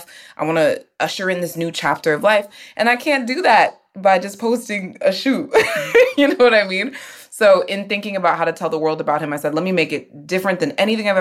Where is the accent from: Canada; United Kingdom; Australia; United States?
United States; Houston, Texas; now in New York, United States; I, too, am in New York. And, you know, I'm from Houston